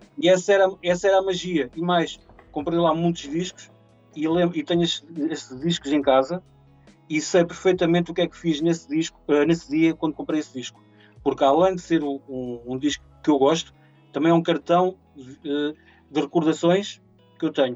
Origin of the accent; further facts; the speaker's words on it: Mira, Coimbra District, Portugal; eu sou natural de Mira